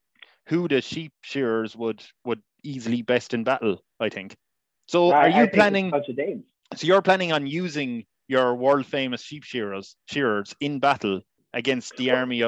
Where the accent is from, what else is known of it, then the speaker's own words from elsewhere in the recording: Ireland; Honestly, growing up in Ireland